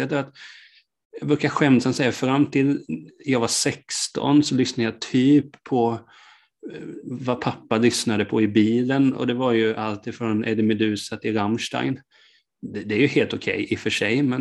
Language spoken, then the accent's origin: Swedish; Hultsfred, Kalmar County, Sweden; moved away; Jag kommer ju från början från Hultsfred